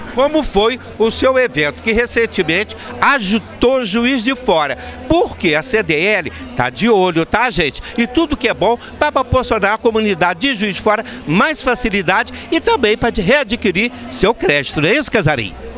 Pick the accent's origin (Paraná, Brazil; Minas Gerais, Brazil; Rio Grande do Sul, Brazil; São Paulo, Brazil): Minas Gerais, Brazil; nós somos mineiros e estamos integrados com a nossa princesinha de Minas